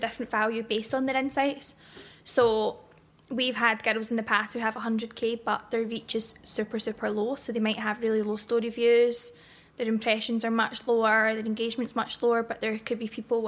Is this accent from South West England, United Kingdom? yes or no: no; Glasgow, Scotland, United Kingdom; also born or lived in Bothwell; I grew up in Garra Hill